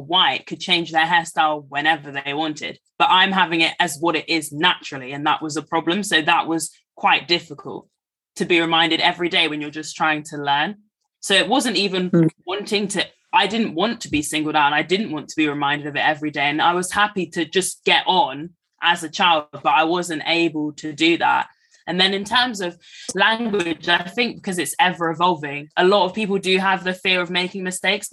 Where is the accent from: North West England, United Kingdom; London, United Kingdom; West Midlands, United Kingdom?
London, United Kingdom; moved away; I was from London